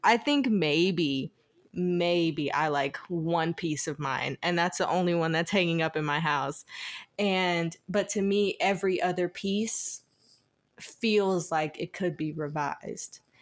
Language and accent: English; Eufaula, Alabama, United States; also born or lived in Georgetown, Georgia; I grew up in Eufaula, Alabama, Georgetown, Georgia. It's, like, right on the border of Georgetown and Alabama. So my mom's house was in Georgia, but I went to school in Alabama